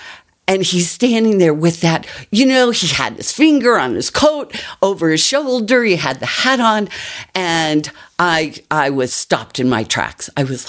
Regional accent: Miami, Florida, United States; now in Colorado, United States; I grew up in Miami.

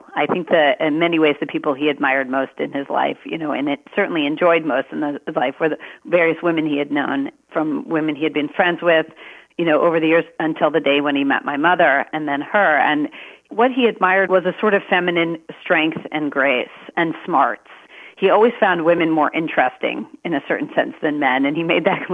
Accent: Maryland, United States; I was born in Maryland

